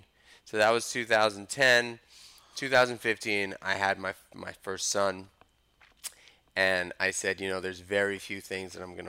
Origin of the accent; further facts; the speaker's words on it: New York City, New York, United States; I grew up in New York City, Manhattan.